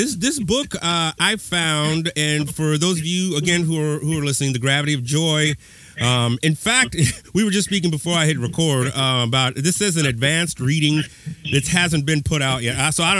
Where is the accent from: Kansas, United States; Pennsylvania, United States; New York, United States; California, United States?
California, United States; Pasadena; I'm from Pasadena.